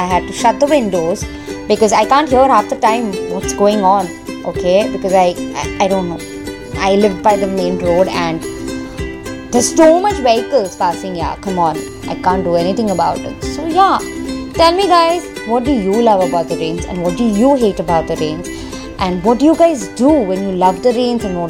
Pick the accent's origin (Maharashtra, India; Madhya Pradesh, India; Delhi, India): Maharashtra, India; Mumbai; I'm from Mumbai, but I mean, can I just call it Bombay, because I think I'm more comfortable as Bombay